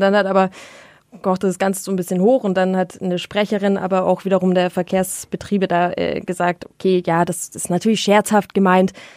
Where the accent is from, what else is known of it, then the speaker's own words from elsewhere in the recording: Munich, Bavaria, Germany; als Münchner